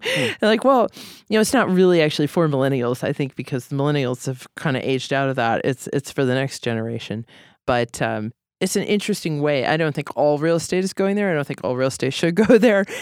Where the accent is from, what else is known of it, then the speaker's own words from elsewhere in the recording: Boston, Massachusetts, United States; also born or lived in Philadelphia; now in Seattle, United States; I was raised in Boston